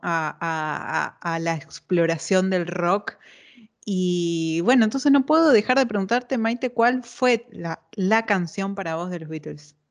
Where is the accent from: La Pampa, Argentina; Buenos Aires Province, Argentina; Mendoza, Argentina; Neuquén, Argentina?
Neuquén, Argentina; yo soy neuquina